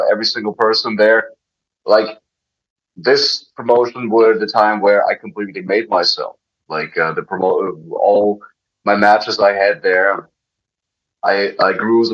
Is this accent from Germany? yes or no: yes; Dresden, Saxony, Germany; English is a second language; moved away as an adult; also born or lived in Russia; now in United States; opened up a wrestling school in Dresden, in my hometown